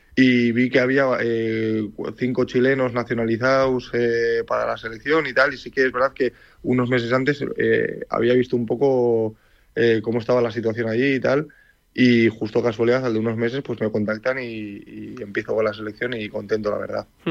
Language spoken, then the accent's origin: Spanish; Leioa, Basque Country, Spain; moved away as an adult; nací en Leyua, eh, tanto yo como todos mis hermanos, pero bueno, soy de padre palestino y de madre Miranda de Ebro. Y toda mi vida he estado en Leyua